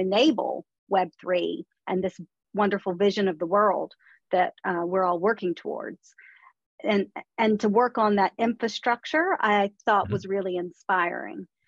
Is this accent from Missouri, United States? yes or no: no; Charleston, South Carolina, United States; moved away as an adult; now in London, United Kingdom; I'm originally from Charleston, South Carolina.